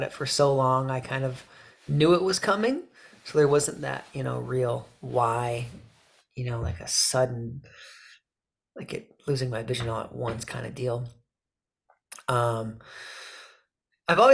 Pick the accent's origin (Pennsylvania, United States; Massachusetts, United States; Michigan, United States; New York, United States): Michigan, United States; growing up in Michigan here.